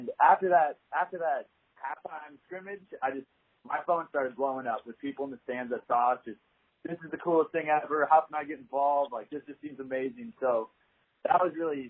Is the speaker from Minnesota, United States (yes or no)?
yes; Minnesota, United States; moved away as an adult; now in Fort Worth, United States; I'm originally from Minnesota, and I was lucky enough to be really involved in my high school's club